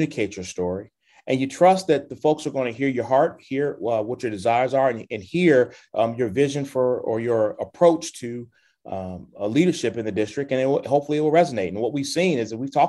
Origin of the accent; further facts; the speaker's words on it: Chicago, Illinois, United States; also born or lived in South Shore, Chicago / Auburn Gresham, Chicago; I was born in South Shore and reared in Hyde Park